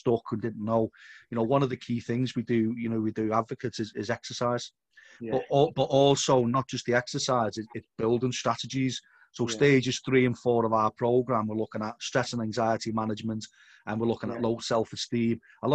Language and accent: English; Liverpool, North West England, United Kingdom; moved away as an adult; also born or lived in Exeter; I'm from Liverpool